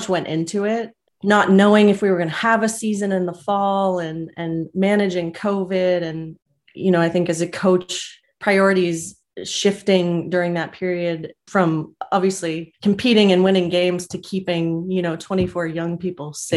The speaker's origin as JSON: {"language": "English", "region": "New Jersey", "country": "United States", "tie": "born or raised there", "said": "I'm from New Jersey. You know, this is kind of, I was born and raised here, introduced to field hockey at Ocean City High School"}